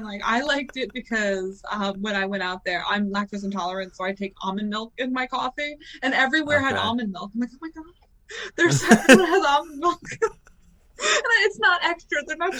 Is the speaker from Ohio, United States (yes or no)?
no; New Jersey, United States; I'm born and raised in Jersey. I love it over here. I love it because, like, where I am, I'm kind of in the middle of nowhere of Jersey. I'm, like, in that Jersey Shore area, so I'm, like, by the beach.